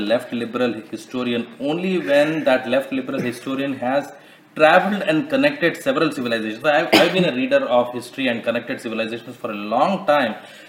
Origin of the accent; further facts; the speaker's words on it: South Central India, India; I'm from South Central India.